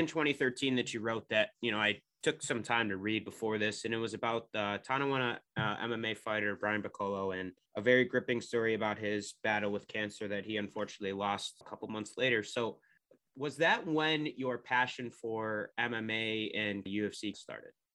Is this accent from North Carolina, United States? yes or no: no; Rochester, New York, United States; I'm from Rochester area